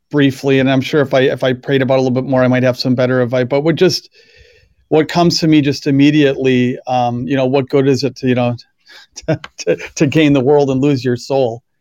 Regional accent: Wisconsin, United States; also born or lived in Philadelphia; now in Western New York, United States; I grew up in Wisconsin

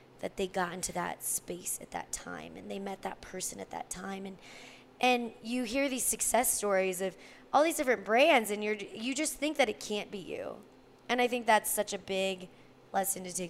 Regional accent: Fresno, California, United States; born or raised there; now in Denver, United States

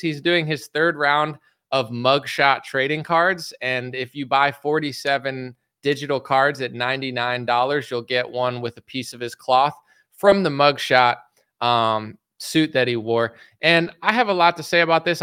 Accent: United States; I'm an American citizen

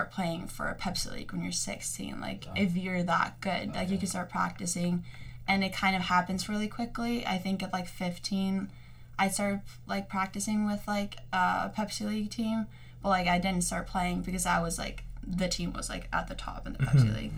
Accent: Iceland; moved away as an adult; now in United States; growing up in Iceland

